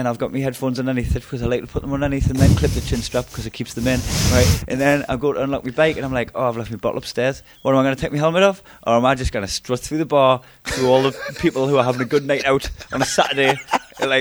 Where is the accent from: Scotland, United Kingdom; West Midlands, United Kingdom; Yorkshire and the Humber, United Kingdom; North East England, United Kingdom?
North East England, United Kingdom; Newcastle upon Tyne; accent: Geordie; moved away; I thought I was home for a second. Oh, thanks for bringing us to Newcastle for a brief moment